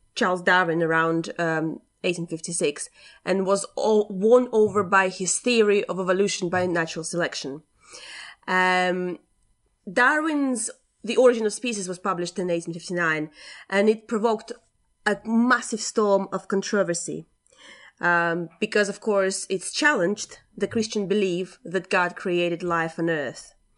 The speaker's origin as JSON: {"language": "English", "country": "Latvia", "tie": "born or raised there", "said": "my upbringing and the fact that I'm from Latvia. And it's, um, yeah, you know, you don't get exposed to a lot of um, stuff like that when you're grow- growing up in Latvia"}